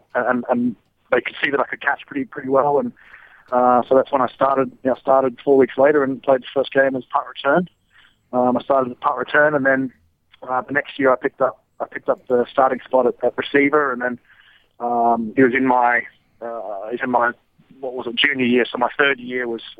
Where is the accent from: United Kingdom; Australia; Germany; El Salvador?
Australia; moved away as an adult; from Australia